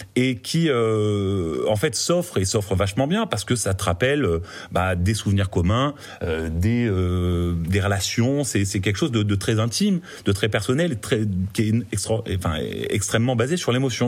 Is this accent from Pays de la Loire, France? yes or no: no; Marseille, Provence-Alpes-Côte d'Azur, France; moved away; also born or lived in Paris; je suis marseillais d'origine